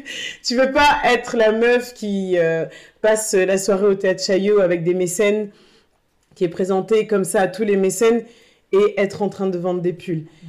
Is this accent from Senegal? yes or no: no; Tourcoing, Hauts-de-France, France; moved away as an adult; also born or lived in Bordeaux; now in Paris, France; je suis née à Bordeaux, ensuite j'ai vécu à Tourcoing